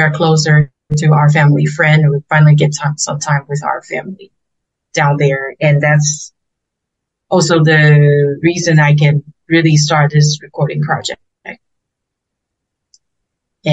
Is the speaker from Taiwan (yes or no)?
yes; Taiwan; English is a second language; moved away as an adult; also born or lived in United States; I also miss my hometown